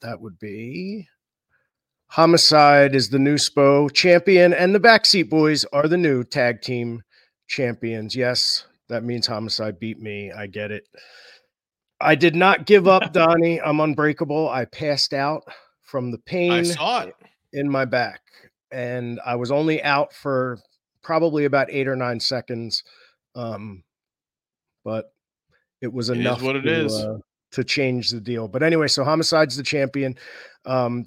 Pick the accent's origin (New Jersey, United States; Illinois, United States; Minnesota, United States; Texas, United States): New Jersey, United States; Burlington; here in my hometown of Burlington, New Jersey